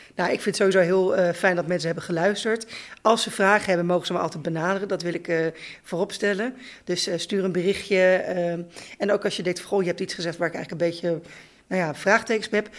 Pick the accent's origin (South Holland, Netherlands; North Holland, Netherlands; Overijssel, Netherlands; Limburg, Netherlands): South Holland, Netherlands; The Hague; moved away as an adult; also born or lived in Groningen / Leeuwarden; ik ben geboren en getogen in Regentex Valkenbos op de grens van Zand en Veen